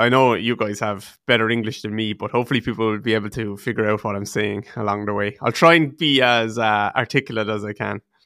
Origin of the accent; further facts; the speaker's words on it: Waterford, Munster, Ireland; I'm from a place called Waterford in the southeast of Ireland, just about two hours south of Dublin.